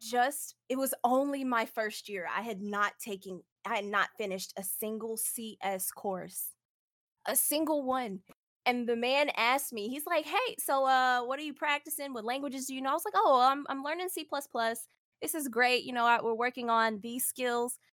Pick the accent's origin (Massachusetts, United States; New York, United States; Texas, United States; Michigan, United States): Texas, United States; Houston; I'm from Space City